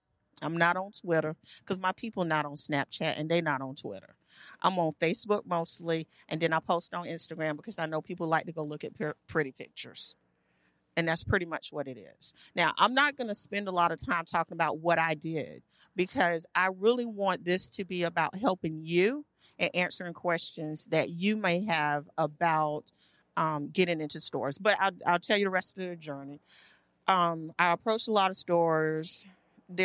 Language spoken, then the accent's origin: English; the South, United States; So the company is about me and being Southern and growing up in the South and having a very Southern experience.